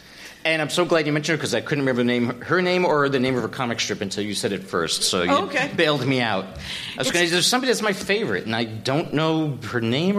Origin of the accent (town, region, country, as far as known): Upstate New York, United States; born or raised there